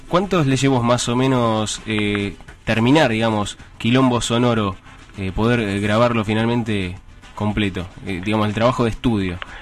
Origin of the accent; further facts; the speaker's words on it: Hurlingham, Buenos Aires Province, Argentina; yo soy de Burlingame, estoy ahí pegadito